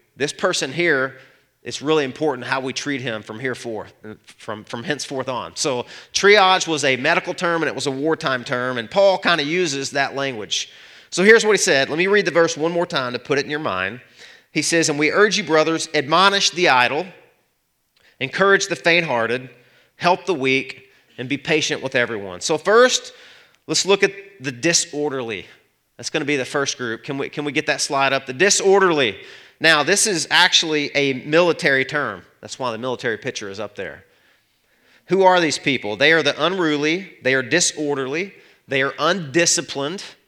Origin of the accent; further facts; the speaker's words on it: Arkansas, United States; I'm from Arkansas